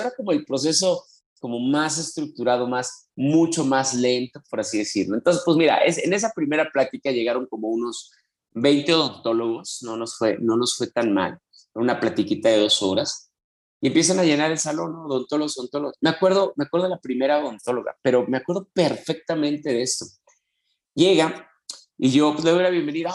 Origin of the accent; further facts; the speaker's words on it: Mexico City, Mexico; Yo soy de la Ciudad de México